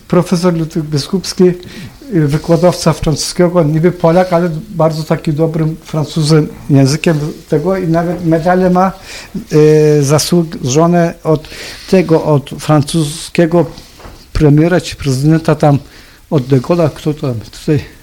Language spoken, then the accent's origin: Polish; Adampol, Istanbul, Turkey; born or raised there; first language Polish